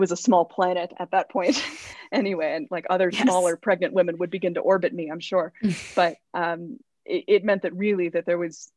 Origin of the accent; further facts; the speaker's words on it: Los Angeles, California, United States; growing up in Hollywood and again, still living in LA years later